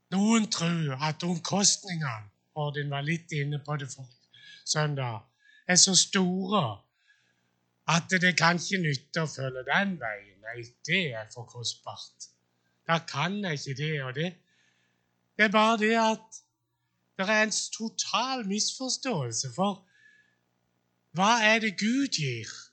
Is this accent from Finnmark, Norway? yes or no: no; Sjøllingstad, Agder, Norway; jeg vokste opp på Sjøllingstad